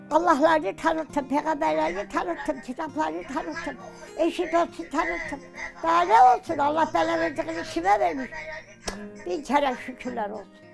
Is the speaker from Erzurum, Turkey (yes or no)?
yes; Erzurum, Turkey; Ben Erzurum doğumluyum. İlkokul okudum Erzurum'da. Büyüdüm, ailemi tanıdım. Annem Erzurumlu Kümbetçi Hoca.